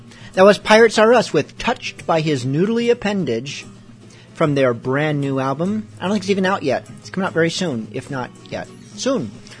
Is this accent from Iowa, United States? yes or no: yes; Iowa, United States; I said, oh, I was born in Iowa.